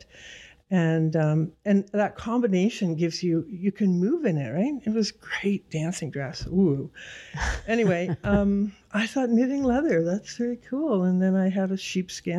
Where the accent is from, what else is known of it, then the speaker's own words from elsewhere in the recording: Toronto, Ontario, Canada; also born or lived in Goose Bay, Labrador, Canada; when I was 9, we moved to Don Mills